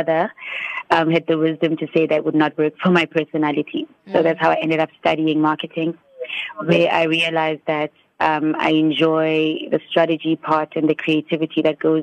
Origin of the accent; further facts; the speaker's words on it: Standerton, Mpumalanga, South Africa; I was born in Standerton, Mpumalanga, on a leap day